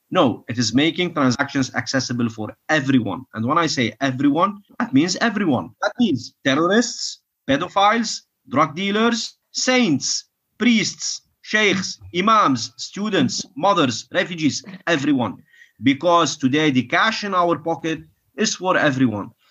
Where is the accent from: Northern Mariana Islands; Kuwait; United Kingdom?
Kuwait; I was born in Kuwait